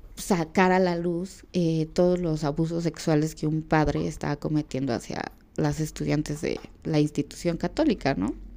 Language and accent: Spanish; Mexico; en mi país